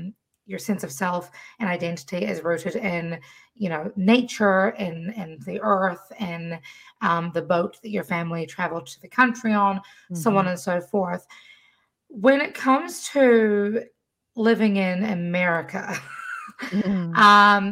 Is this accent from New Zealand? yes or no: yes; New Zealand; now in Washington, D.C., United States; I'm from New Zealand originally. My mother was from Erie, Pennsylvania, and I've been living in DC for the last 8 years